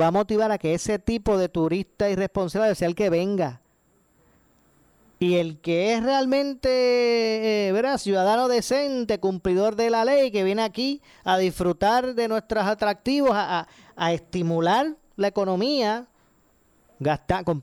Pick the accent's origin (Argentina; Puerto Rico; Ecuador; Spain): Puerto Rico; los que nos vemos perjudicados somos nosotros, los puertorriqueños.